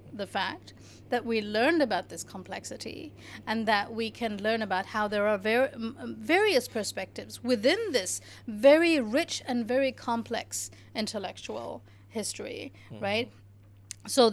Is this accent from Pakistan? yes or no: yes; Pakistan; moved away as an adult; I grew up in Pakistan, you know, the 70s and 80s